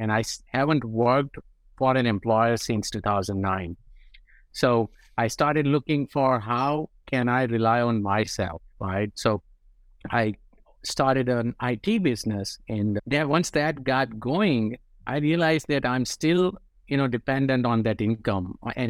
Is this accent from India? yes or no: yes; India; moved away as an adult; now in United States; As you can tell from my accent, I'm from India, right?